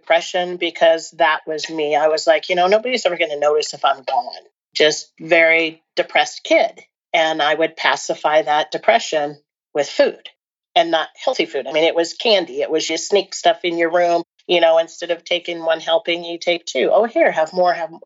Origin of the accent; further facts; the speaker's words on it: Portland, Oregon, United States; now in Bend, United States; I currently live in Bend, Oregon, but I grew up in the Portland area, suburb of the Portland area